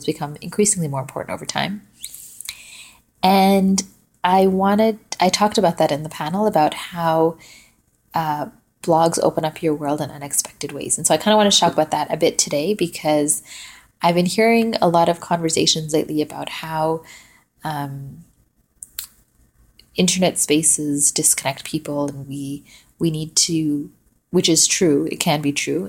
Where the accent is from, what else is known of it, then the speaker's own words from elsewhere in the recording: West Coast, Canada; moved away as an adult; also born or lived in Vancouver, Canada; now in Toronto, Canada; I'm originally from the West Coast.